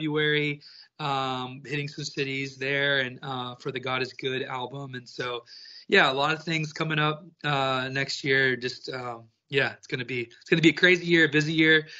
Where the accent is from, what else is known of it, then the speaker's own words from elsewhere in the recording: Texas, United States; I grew up in Texas. I am a country music raised, born and bred type of boy